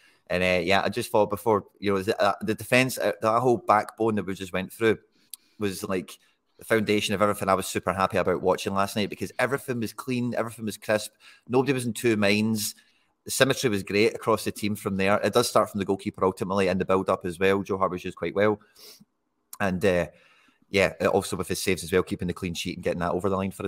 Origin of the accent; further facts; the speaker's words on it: Dumbarton, Scotland, United Kingdom; with the greatest of respect to Greenock, and I'm from Dumbarton, so I don't really give Greenock too much respect to the best of times.